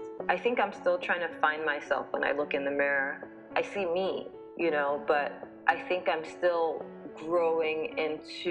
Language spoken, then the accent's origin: English; Nigeria; now in United States; my identity as a Nigerian person